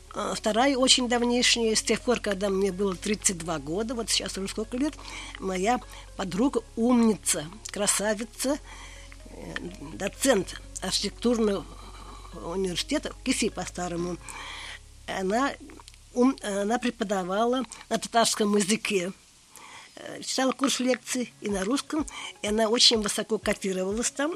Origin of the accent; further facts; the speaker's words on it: Russia; now in Kazan, Russia; Я выросла на Каме.